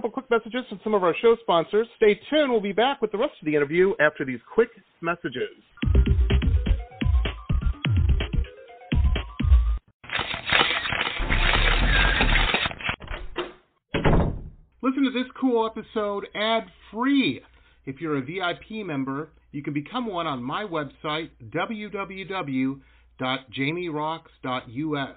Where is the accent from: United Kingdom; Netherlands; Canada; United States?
United States; Detroit, Michigan; moved away; also born or lived in Boston / San Diego; I grew up in Detroit